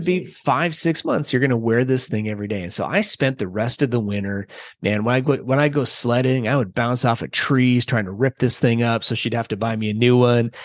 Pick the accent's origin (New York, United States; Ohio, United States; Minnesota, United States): Minnesota, United States; central; I grew up in Minnesota, central Minnesota, about, I don't know, four hours or so south of the Canadian border